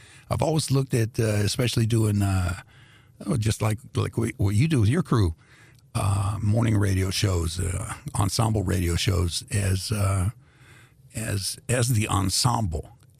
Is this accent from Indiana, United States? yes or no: yes; Indianapolis, Indiana, United States; moved away as an adult; also born or lived in Greece / Washington, D.C.; I grew up in a black neighborhood. When we came to America, I was born in Greece, the country. And when we came to America, I was 2 years old. The neighborhood we moved in was first Europeans. Europeans moved out, that went to other parts of Indianapolis.